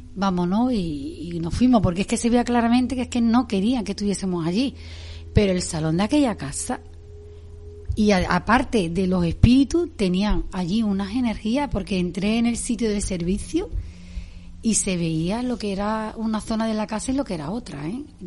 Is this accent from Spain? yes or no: yes; Spain; Yo me crié en San un barrio humilde del que me siento súper orgullosa.